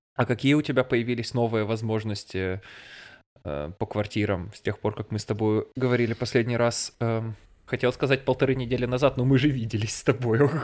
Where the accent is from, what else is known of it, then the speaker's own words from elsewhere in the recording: Russia; moved away as an adult; now in Bavaria, Germany; я из России